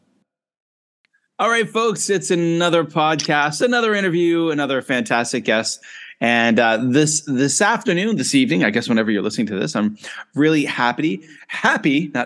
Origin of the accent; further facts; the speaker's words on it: Nova Scotia, Canada; also born or lived in China / Japan / South Korea; now in Penang, Malaysia; I was born and bred in Nova Scotia